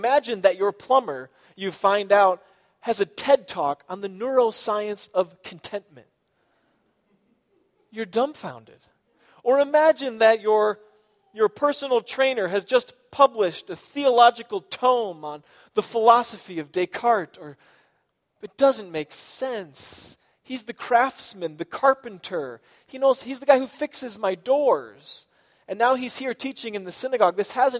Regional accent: Iowa, United States; born there; also born or lived in Chicago; I say I'm from Chicago or maybe from Michigan. But I was born in Iowa.

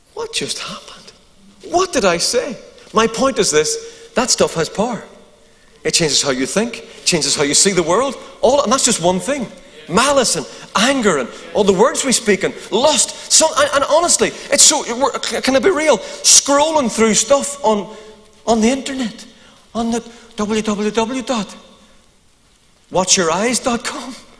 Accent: Eglinton, Northern Ireland, United Kingdom; also born or lived in Ballynahinch, County Down; I'm from Eglinton.

